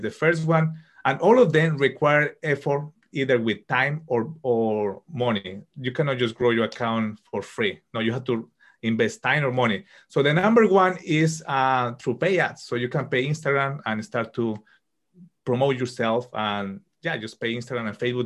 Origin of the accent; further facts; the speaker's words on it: Colombia; moved away as an adult; now in United Kingdom; I'm from Colombia and uh, living currently in the UK. I studied computer engineering in Colombia